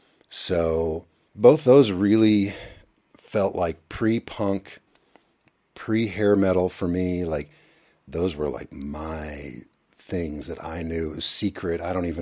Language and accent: English; Elizabethtown, Kentucky, United States; also born or lived in Lexington; I was born in Lexington. Evan and I were born in Lexington, which is an hour east. And then when I was 8, we moved to a small town called Elizabethtown.